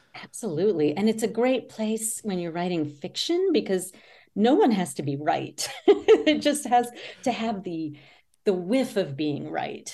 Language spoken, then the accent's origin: English; near Richmond, Virginia, United States; I grew up near Richmond, Virginia